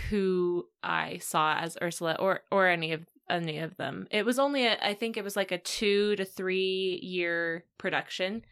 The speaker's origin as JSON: {"language": "English", "region": "Virginia", "country": "United States", "tie": "born or raised there", "said": "I grew up in Virginia"}